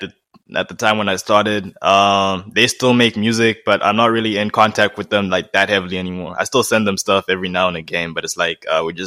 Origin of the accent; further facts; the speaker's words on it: Nelspruit, Mpumalanga, South Africa; born there; My parents are from Swaziland. I was born in Nelspruit, just outside Swaziland.